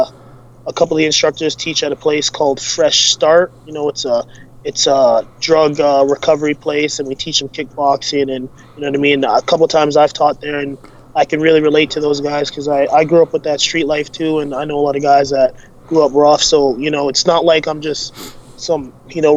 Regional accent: Calgary, Alberta, Canada; Born and raised in Calgary

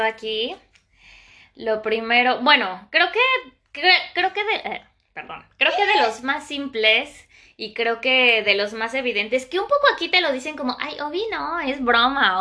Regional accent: Mexico City, Mexico; moved away as an adult; now in Paris, France; Yo viviendo en la Ciudad de México de toda mi vida

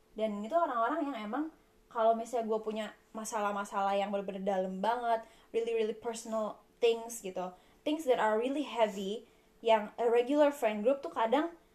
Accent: Indonesia; moved away as an adult; now in Coventry, United Kingdom; kita dari Indonesia

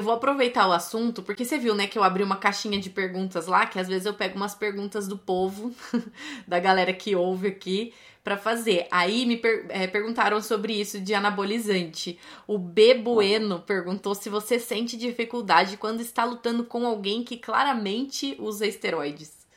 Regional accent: São Paulo, Brazil; eu sou de São Paulo

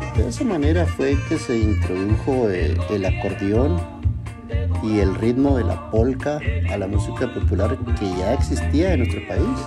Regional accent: Chihuahua, Mexico; now in Minersville, United States; yo soy de Chihuahua, soy norteño de corazón

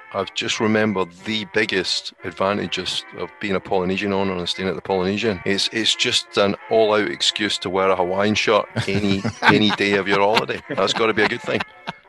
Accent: Scotland, United Kingdom; I'm Scottish.

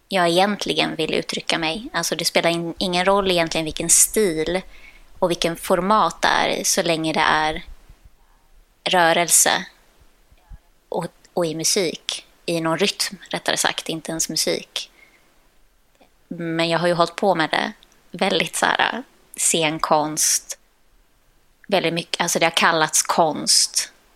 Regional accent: Sweden; Jag är dansare från Sverige

